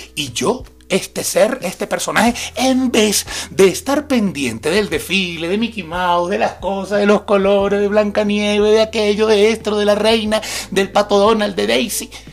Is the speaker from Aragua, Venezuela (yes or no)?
yes; Maracay, Aragua, Venezuela; de San José, Maracay, mi feria, allá en mi ciudad